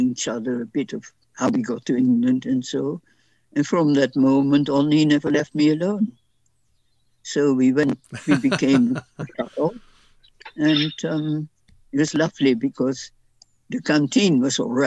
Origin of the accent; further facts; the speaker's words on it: Netherlands; first language Dutch; English is a second language; moved away as an adult; now in London, United Kingdom; in the Dutch section, of course, I spoke a lot of Dutch, and my English wasn't very good, except what I'd learned at school